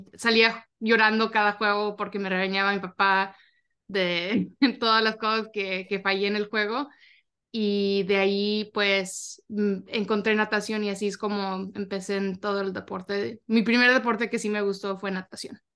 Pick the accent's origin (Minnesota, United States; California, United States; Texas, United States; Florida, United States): Texas, United States; Arlington; yo soy de Arlington, Texas